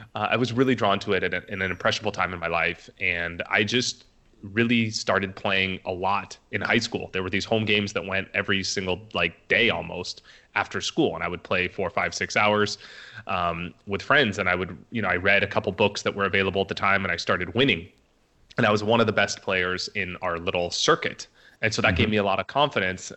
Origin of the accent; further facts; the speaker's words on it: Orange County, California, United States; moved away as an adult; also born or lived in Las Vegas; I grew up in Orange County, California